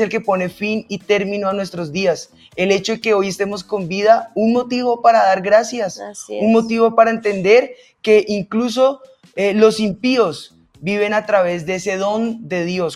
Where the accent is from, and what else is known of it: Colombia